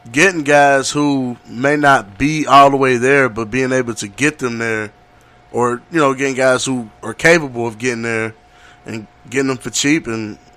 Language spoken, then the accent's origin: English; Cincinnati, Ohio, United States; This is my hometown